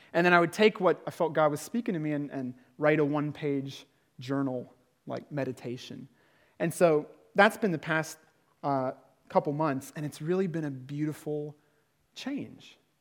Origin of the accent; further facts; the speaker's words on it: United Kingdom; now in Prague, Czech Republic; I'm British